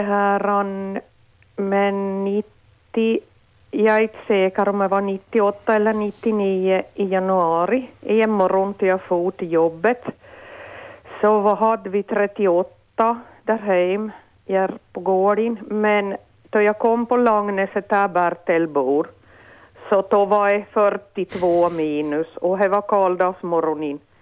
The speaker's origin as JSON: {"language": "Swedish", "town": "Närpes", "region": "Ostrobothnia", "country": "Finland", "also_born_or_lived": "Sundom, Vaasa / Söderfjärden", "moved": "yes", "lives_now": "Vaasa, Finland", "said": "Jag är från Övermark"}